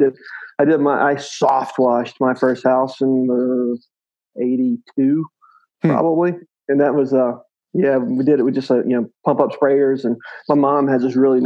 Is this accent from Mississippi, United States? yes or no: yes; South Mississippi, United States; Grew up very poor in South Mississippi